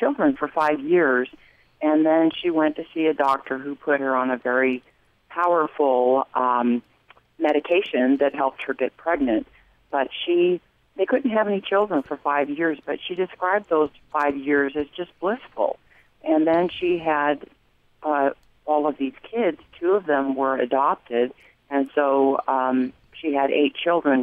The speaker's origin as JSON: {"language": "English", "town": "Mesa", "region": "Arizona", "country": "United States", "tie": "born or raised there", "moved": "yes", "lives_now": "Cheney, United States", "said": "Mesa was my hometown as well"}